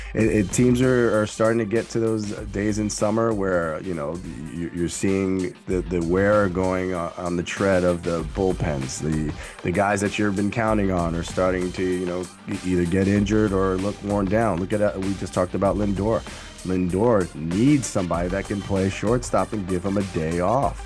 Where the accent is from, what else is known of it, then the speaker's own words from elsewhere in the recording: New York City, New York, United States; as a kid growing up in Brooklyn